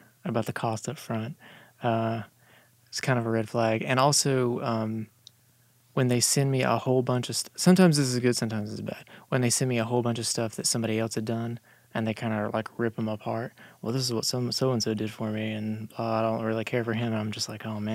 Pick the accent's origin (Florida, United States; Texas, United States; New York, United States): Florida, United States; Tampa; now in Dallas, United States; I'm from Tampa. Lived there for 13 years.